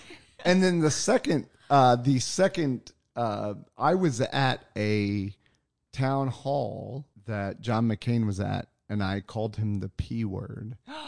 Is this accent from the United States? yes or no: yes; Southwest, United States; I'm from the Southwest.